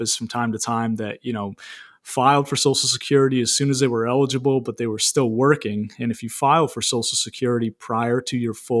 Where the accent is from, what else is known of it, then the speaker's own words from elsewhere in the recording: Maine, United States; I'm 34 years old myself, born and raised in Maine